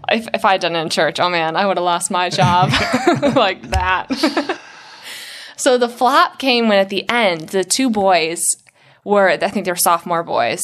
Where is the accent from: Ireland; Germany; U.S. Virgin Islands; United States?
Ireland; The fake tan too, because I'm pretty pale because I'm Irish.